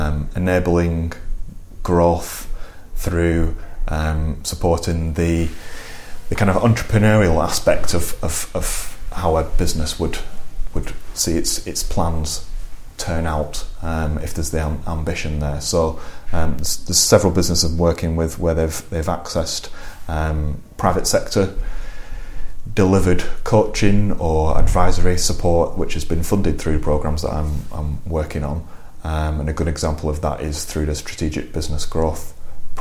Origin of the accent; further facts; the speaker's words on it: Lancashire, near Blackburn, North West England, United Kingdom; moved away as an adult; also born or lived in Manchester; now in Harrogate, United Kingdom; I grew up in Lancashire, near Blackburn.